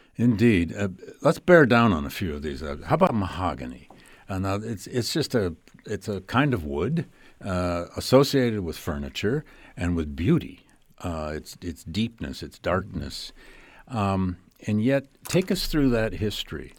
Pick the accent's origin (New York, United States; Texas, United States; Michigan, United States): Michigan, United States; Flint; I grew up in working class automobile town of Flint, Michigan.